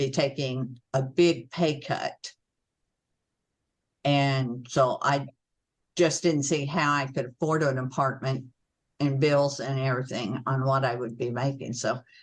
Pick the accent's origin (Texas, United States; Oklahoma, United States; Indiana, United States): Oklahoma, United States; moved away as an adult; also born or lived in Illinois; I had an assignment in Illinois, woo, because I was from Oklahoma